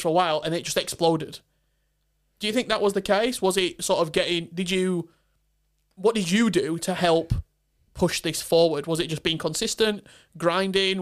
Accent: Barnsley, Yorkshire and the Humber, United Kingdom; I'm from the north. I'm from Barnsley

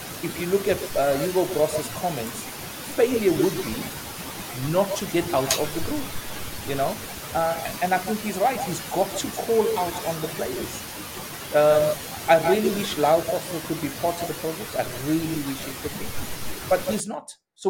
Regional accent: Durban, KwaZulu-Natal, South Africa; Durban, my hometown

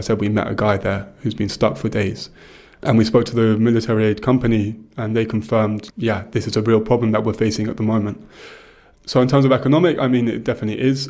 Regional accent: England, United Kingdom; I'm English

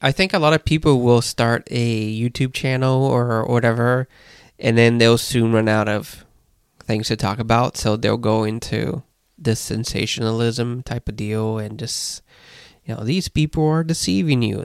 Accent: Brazil; moved away; growing up in Brazil, you'd see the prophets

